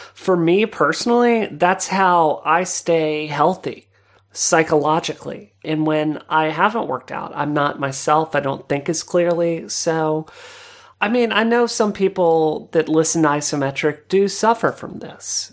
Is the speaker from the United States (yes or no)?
yes; Mississippi, United States; growing up in Mississippi